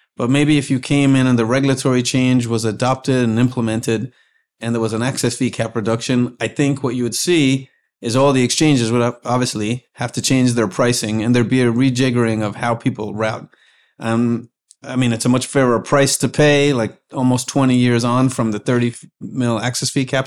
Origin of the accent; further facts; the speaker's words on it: Ireland; moved away as an adult; now in United States; I was from Ireland